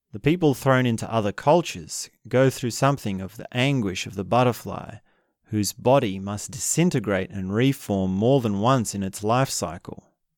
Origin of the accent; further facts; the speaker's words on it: Australia; In Australia, I'm Australian